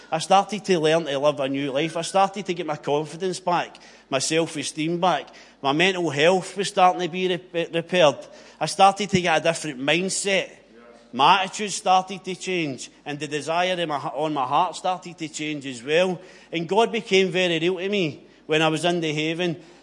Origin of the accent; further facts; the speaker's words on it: Greenock, Scotland, United Kingdom; I grew up in Inverclyde, grew up with four brothers